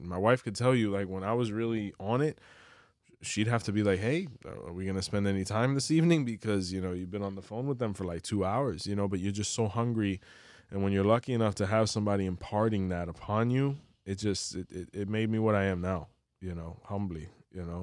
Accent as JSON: {"language": "English", "town": "Miami", "region": "Florida", "country": "United States", "also_born_or_lived": "Cuba", "said": "I'm from Miami"}